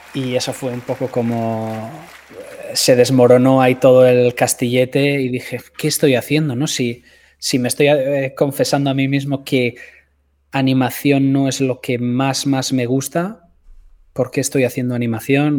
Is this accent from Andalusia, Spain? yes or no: no; a village near San Sebastián, Basque Country, Spain; moved away as an adult; also born or lived in Los Angeles; la ciudad más cercana a mi pueblo, que es eh, Donostia, San Sebastián